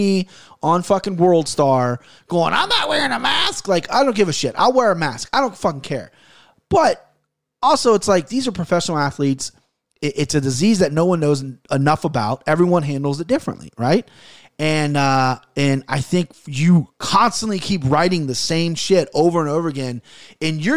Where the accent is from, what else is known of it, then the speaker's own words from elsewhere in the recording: Ohio, United States; being from Ohio